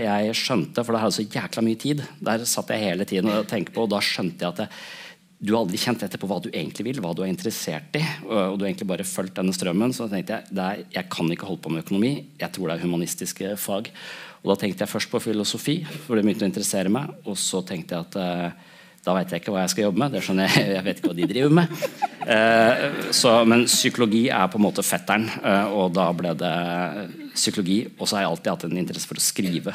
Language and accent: Norwegian; Tønsberg, Vestfold, Norway; Jeg vokste opp i Tønsberg